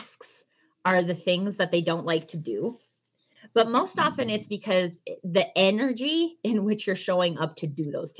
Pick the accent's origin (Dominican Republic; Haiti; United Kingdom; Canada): Canada; I'm Canadian.